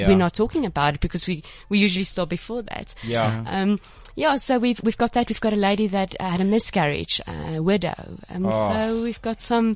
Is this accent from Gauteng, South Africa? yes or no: yes; Johannesburg, Gauteng, South Africa; now in Cape Town, South Africa; I was originally from Joburg